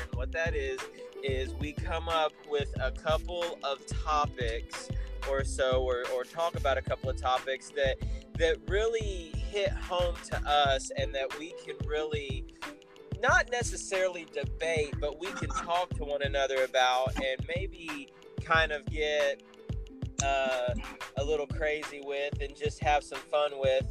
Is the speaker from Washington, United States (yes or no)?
no; Indiana, United States; my home state, you know, Indiana Proud all the way, Hoosiers